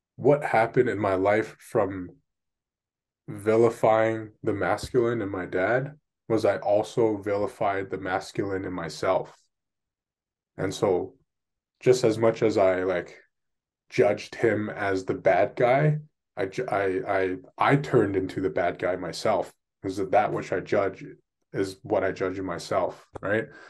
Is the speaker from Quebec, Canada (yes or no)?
no; Vancouver, British Columbia, Canada; I was born and raised here in Vancouver, in Canada.